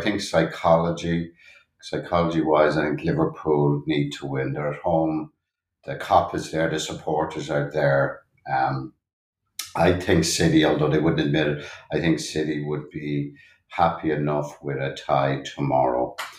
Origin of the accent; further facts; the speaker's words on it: Dublin, Leinster, Ireland; I grew up in Dublin, Ireland, uh, born in 59